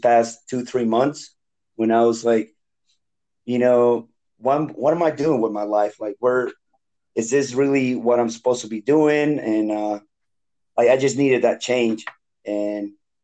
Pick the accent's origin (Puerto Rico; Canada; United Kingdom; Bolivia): Bolivia; English is a second language; moved away as an adult; also born or lived in North Carolina / Daytona, Florida; now in United States; I'm from Bolivia, South America. So I've been in the States for going into 14 years now